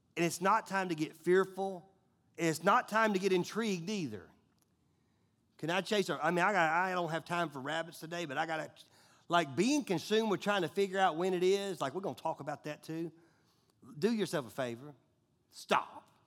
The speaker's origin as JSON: {"language": "English", "country": "United States", "said": "we, we being American"}